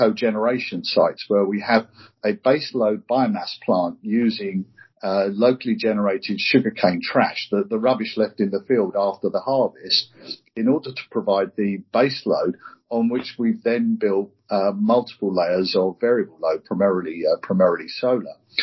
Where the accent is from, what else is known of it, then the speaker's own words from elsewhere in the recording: United Kingdom; as a Brit, I represent our country every time I step off the plane